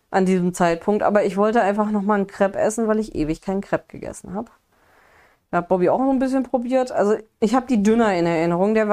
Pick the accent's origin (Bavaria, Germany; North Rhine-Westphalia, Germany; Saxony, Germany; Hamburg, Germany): North Rhine-Westphalia, Germany; Wenden; bei uns äh, Wendner Kirmes also da, wo ich bei uns so, kann ich eigentlich gar nicht mehr sagen, da wo ich aufgewachsen bin